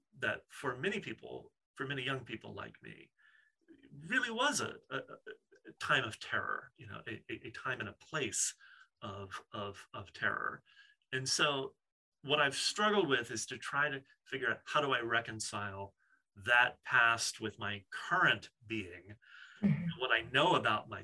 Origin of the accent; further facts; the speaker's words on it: New Orleans, Louisiana, United States; growing up in the Deep South and the sort of outskirts of New Orleans